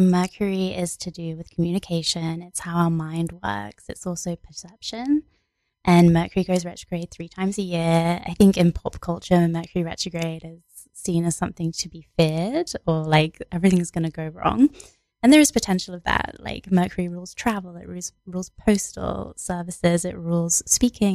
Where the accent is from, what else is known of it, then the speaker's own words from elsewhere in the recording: England, United Kingdom; I was born in England